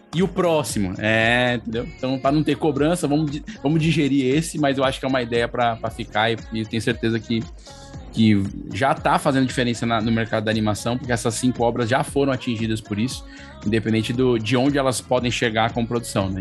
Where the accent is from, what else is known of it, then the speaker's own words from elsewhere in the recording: São Paulo, Brazil; now in Ceará, Brazil; Eu nasci em São Paulo, moro aqui